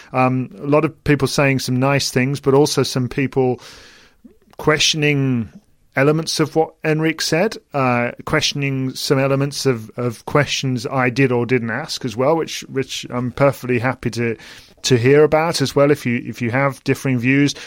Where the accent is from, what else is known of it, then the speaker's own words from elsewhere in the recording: United Kingdom; as British people